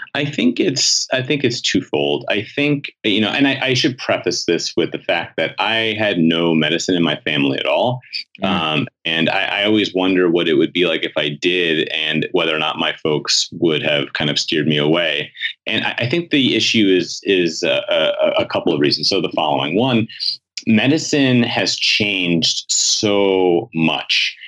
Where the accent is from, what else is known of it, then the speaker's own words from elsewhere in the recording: New York City, New York, United States; I grew up in New York City.